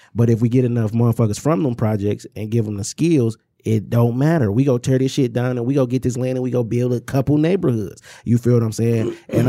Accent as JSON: {"language": "English", "town": "Inkster", "region": "Michigan", "country": "United States", "said": "Because no matter where I'm at, I'm from Inkster."}